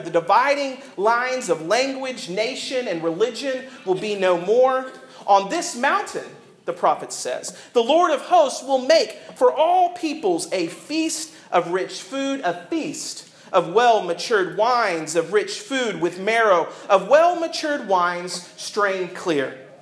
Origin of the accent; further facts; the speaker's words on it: the South, United States; I grew up in the South